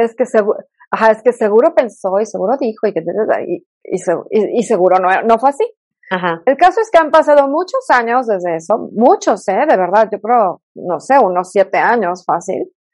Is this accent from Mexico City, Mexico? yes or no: yes; Mexico City, Mexico; accent: fresa; moved away as an adult; now in Toluca, Mexico; soy de la Ciudad de México, aunque ya soy más este, Toluca porque llevo ya muchísimos años viviendo acá